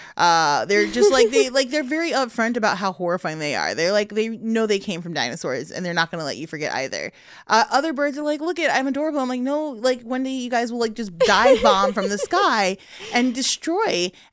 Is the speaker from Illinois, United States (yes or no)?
yes; Chicago, Illinois, United States; I'm from Chicago.